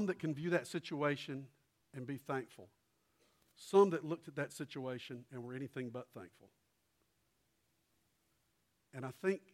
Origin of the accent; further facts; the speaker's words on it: Columbia, South Carolina, United States; A lady who had lived across the street from me growing up in Columbia and lived there. We moved there when I was tiny